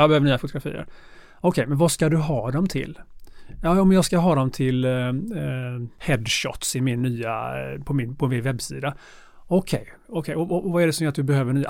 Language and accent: Swedish; Gothenburg, Västra Götaland, Sweden; moved away as an adult; jag är eh, ursprungligen från Göteborg, eh, andra generationens invandrare